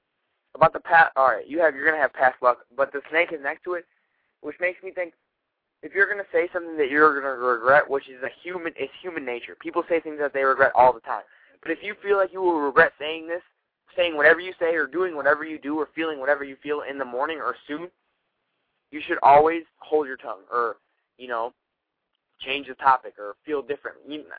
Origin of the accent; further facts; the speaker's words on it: Ohio, United States; Well, I'm from Ohio, so, like, the amazing weather is just beyond